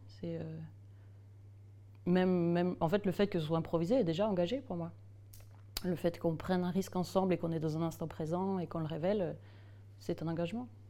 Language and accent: French; Strasbourg, Grand Est, France; Je suis née à Strasbourg